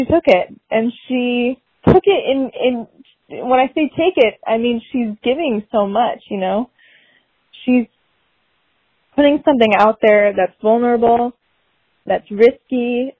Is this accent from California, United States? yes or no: yes; Orange County, California, United States; I'm from Orange County. I'm in Irvine right now